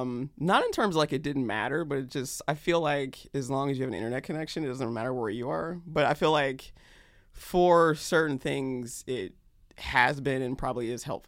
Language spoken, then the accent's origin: English; North Carolina, United States; also born or lived in Georgia / Germany / Kentucky; I did not. I actually was a military brat. So I was born in Georgia and then finished high school in North Carolina. But in between, lived in Germany, Fort Knox, Kentucky, North Carolina again.